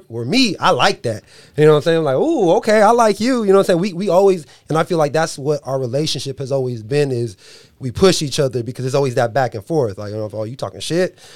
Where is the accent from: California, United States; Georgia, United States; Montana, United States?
California, United States; San Diego; moved away as an adult; now in Dixon, United States; I'm, I'm not from NorCal, you know, Chris, you're from Oakland, you're from Sac. I'm, I'm originally from San Diego. So when I first moved out here, you know I'm saying? I live in Dixon, that's where my wife is from.